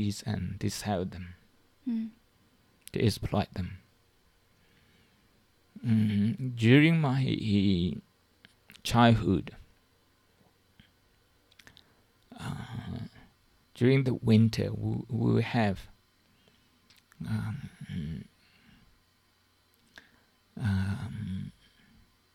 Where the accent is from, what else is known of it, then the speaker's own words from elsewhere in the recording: Shan State, Myanmar; moved away; in my hometown, in the part of my hometown, in Shan State, in Myanmar, in Burma. For the last 40 years, I think I left home about 40 years